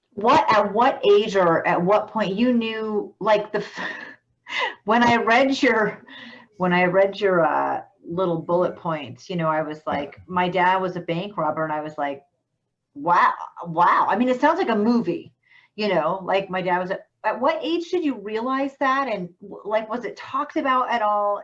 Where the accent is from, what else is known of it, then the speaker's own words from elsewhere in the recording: Vermont, United States; I'm from Vermont